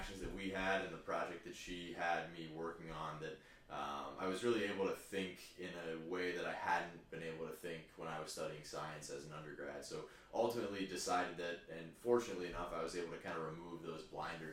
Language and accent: English; Columbus, Ohio, United States; also born or lived in Cleveland, Ohio; I grew up in Columbus, Ohio. I was actually born in Cleveland, but grew up in Columbus. Lived in the same house my entire life until I went to college